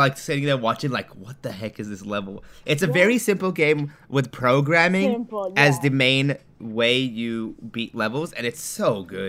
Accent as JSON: {"language": "English", "country": "Japan", "tie": "born or raised there", "said": "I grew up in Japan. Like, that's where I grew up"}